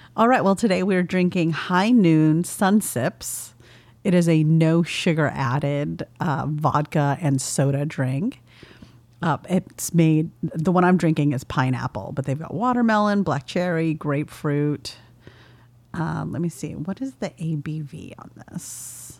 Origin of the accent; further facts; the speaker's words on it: California, United States; I'm from California